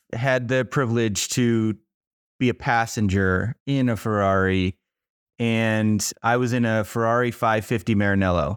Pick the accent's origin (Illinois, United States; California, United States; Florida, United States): Florida, United States; Miami; moved away as an adult; also born or lived in Boulder, Colorado; now in Colorado, United States; I grew up in Miami, Florida